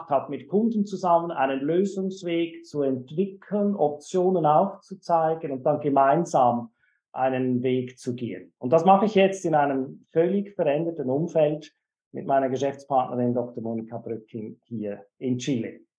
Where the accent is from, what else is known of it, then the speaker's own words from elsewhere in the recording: Switzerland; Wie, wie, Sie schon an meinem Deutschen kennen können, komme ich ursprünglich aus der Schweiz, bin in der Schweiz geboren und aufgewachsen.